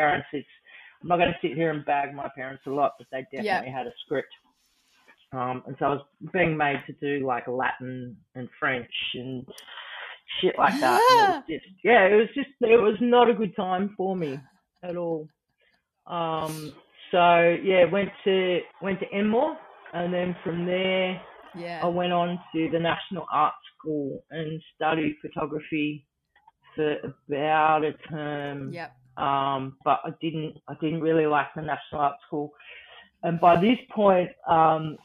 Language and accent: English; Sydney, New South Wales, Australia; I grew up in Surry Hills